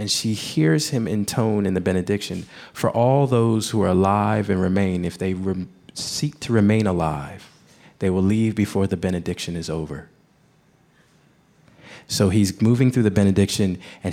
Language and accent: English; New Jersey, United States; I grew up in New Jersey